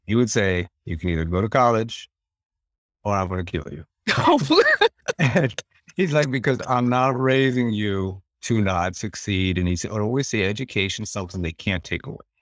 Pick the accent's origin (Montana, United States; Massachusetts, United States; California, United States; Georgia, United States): Montana, United States; Western; where we're at in Western Montana